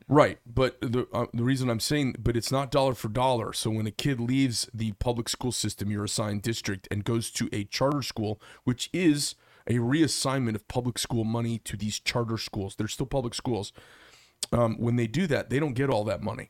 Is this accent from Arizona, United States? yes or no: yes; Paradise Valley, Arizona, United States; I grew up in Paradise Valley